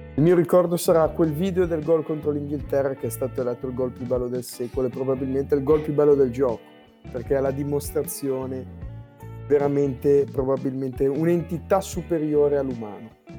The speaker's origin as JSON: {"language": "Italian", "town": "Genoa", "region": "Liguria", "country": "Italy", "said": "da buon genovese genuano"}